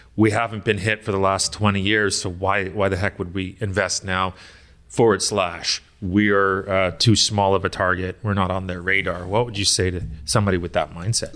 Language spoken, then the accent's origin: English; United Kingdom; I am British as well